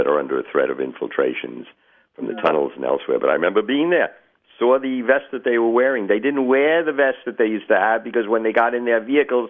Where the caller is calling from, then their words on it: Florida, United States; I'm calling from Florida.